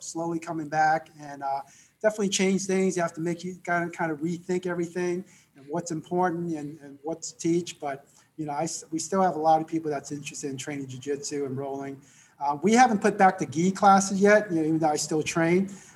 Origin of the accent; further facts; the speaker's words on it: South Florida, United States; I grew up in South Florida.